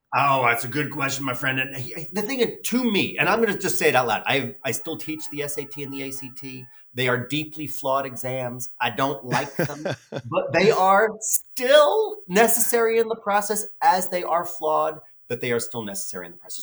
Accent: New York City, New York, United States; I grew up in the Bronx

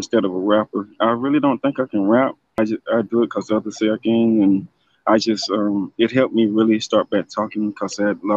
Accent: Leesburg, Florida, United States; also born or lived in Georgia, United States; in Central Florida. That's Lake County, like And I'm from Georgia. I was born there in 1980. And I moved here in 87

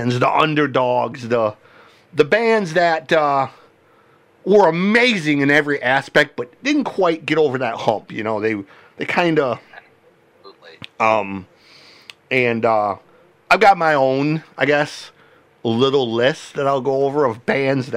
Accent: Michigan, United States; I grew up here in Michigan, just down the road from a place called Frankenmuth

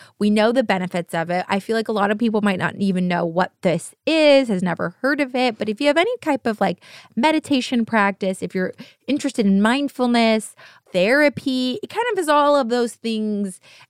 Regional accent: United States; We're American.

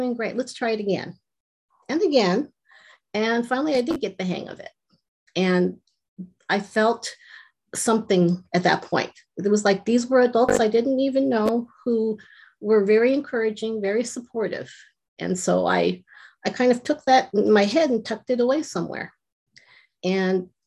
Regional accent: Los Angeles, California, United States; I grew up in Southern California and I went to a pretty rough school, junior high

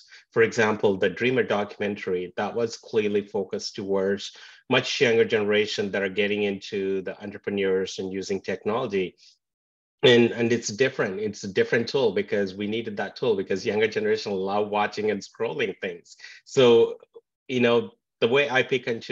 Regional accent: India; moved away as an adult; also born or lived in England; now in Vancouver, Canada; Born and raised in India and moved to England for my post-graduation, but now in Vancouver, Canada

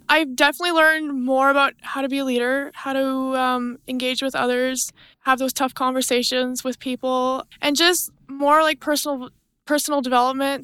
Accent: Millicent, Alberta, Canada; I'm from Millicent, Alberta, so that's twenty minutes northeast of Brooks

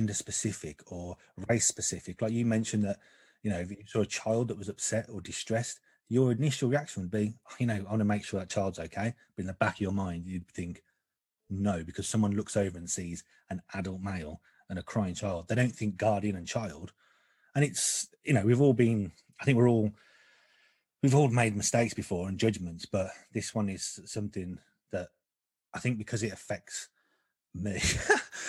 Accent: Birmingham, West Midlands, United Kingdom; moved away; I'm from Birmingham originally, and I did try to hide it. sometimes it will creep out.

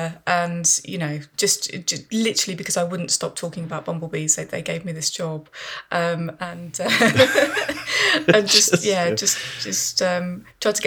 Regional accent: Birmingham, West Midlands, United Kingdom; I grew up in Birmingham. I grew up in a very sort of suburban area

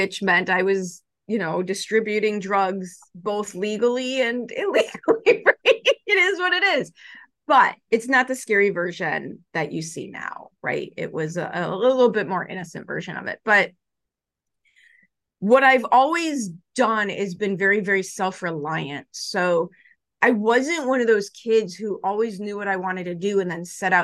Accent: Chicago, Illinois, United States; I grew up in Chicago

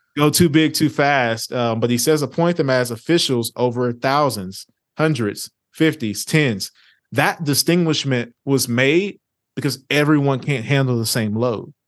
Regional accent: Orange, Texas, United States; also born or lived in Lake Charles, Louisiana / Vinton, Louisiana; born in Louisiana, raised in a small town in East Texas by the name of Orange, Texas

